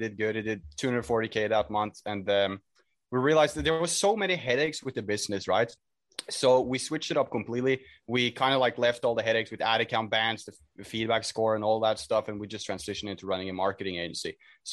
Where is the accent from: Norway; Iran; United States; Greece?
Norway; I'm from Norway, at least as for now